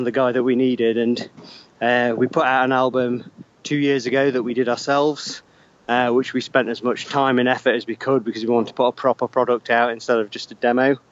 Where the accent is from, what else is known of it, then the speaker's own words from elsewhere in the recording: Derby, East Midlands, United Kingdom; we're from like the middle of England, based mainly around Derby